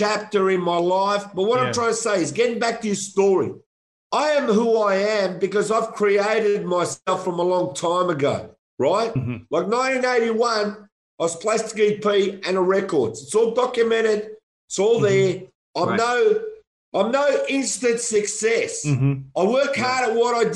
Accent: Melbourne, Victoria, Australia; I'm Australian, and I'm proud of it

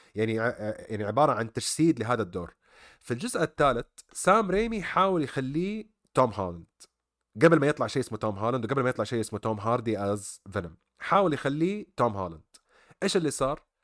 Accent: Saudi Arabia; عندنا في السعوديه

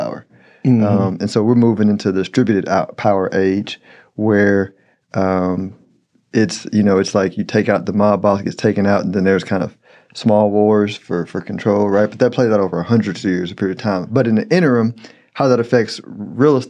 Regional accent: United States; I'm an American

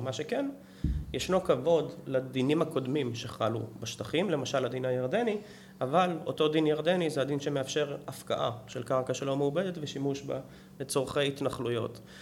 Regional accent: Israel

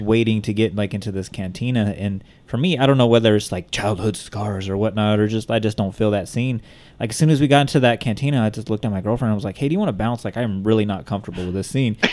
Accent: Bakersfield, California, United States

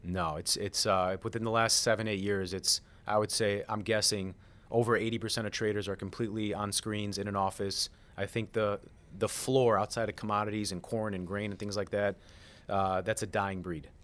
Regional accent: Chicago, Illinois, United States; moved away as an adult; now in Florida, United States; I'm from Chicago. I moved to Florida two years ago.

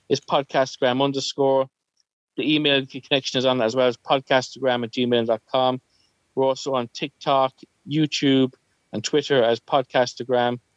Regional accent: Northampton, East Midlands, United Kingdom; I grew up in Northampton for 12 years.

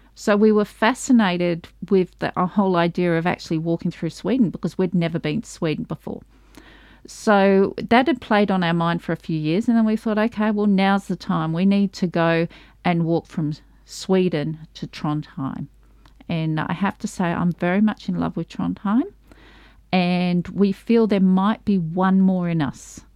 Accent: Australia; I'm from Australia

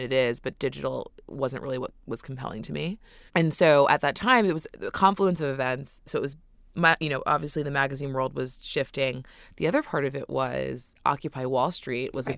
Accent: New York City, New York, United States; Born and raised in New York City

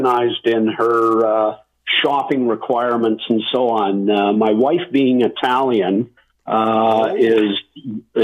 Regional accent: North Vancouver, British Columbia, Canada; moved away as an adult; now in Penticton, Canada; I grew up in Lynn Canyon Park in North Vancouver

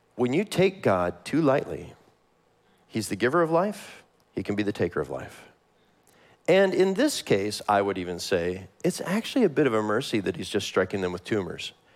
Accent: Kansas City, United States; I am from Kansas City.

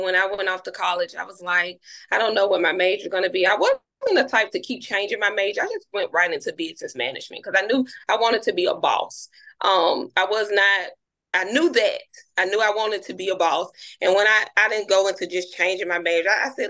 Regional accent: Birmingham, Alabama, United States; I'm from Birmingham, Alabama

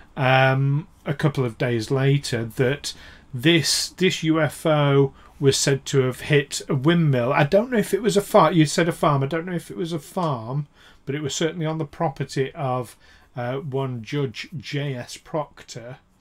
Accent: United Kingdom; with us being British and in Britain

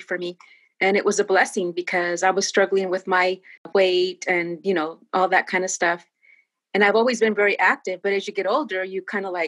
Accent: Northern California, United States; now in San Diego, United States; My parents were farm workers here up in Northern California.

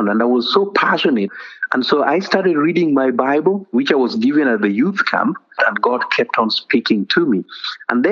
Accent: Kenya; also born or lived in Uganda; now in Arizona, United States; I was born in Kenya, close to the border between Kenya and Uganda, close to Lake Victoria, and that's where my parents were living.

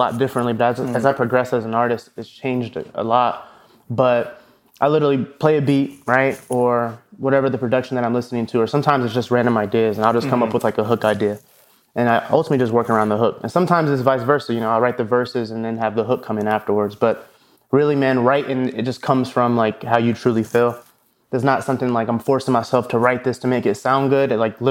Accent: Des Moines, Iowa, United States; moved away; also born or lived in Atlanta; I'm from Des Moines, Iowa. So there wasn't a lot of audio engineers out there, growing up.

